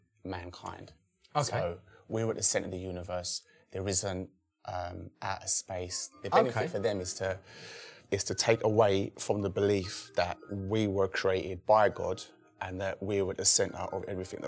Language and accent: English; London, United Kingdom; I'm from the East End of London.